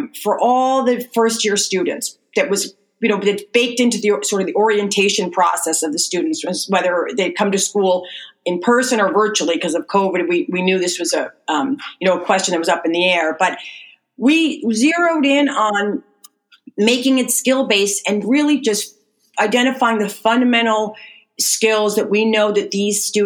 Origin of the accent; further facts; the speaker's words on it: United States; I grew up right outside of New York City